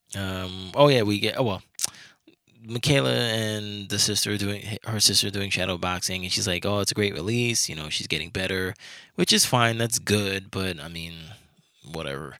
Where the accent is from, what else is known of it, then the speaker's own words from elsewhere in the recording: New York, United States; I'm from New York